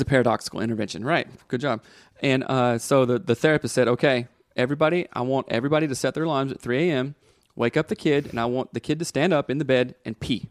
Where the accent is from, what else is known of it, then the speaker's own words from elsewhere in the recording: the South, United States; I grew up in the South and grew up in church